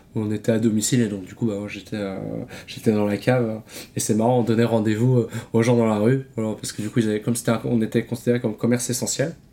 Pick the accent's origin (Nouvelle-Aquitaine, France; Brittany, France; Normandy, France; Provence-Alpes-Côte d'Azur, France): Brittany, France; Vitré; originaire de, Vitré aussi